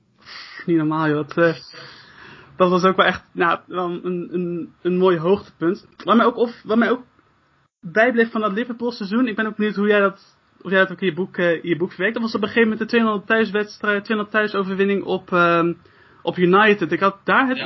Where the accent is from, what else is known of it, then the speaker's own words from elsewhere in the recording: Netherlands; wij als als, ja, als Nederlanders